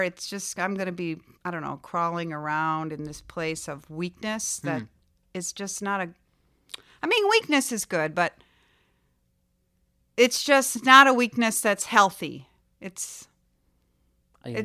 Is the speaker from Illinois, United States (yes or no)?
yes; Chicago, Illinois, United States; now in Florida, United States; And in Florida, we don't have basements, but I grew up in Chicago and I had a basement.